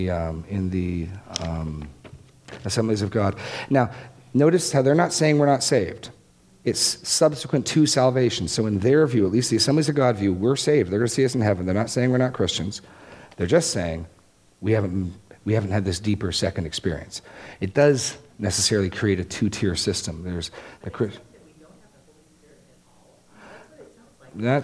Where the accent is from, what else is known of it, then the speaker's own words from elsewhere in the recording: Laconia, New Hampshire, United States; my hometown in New Hampshire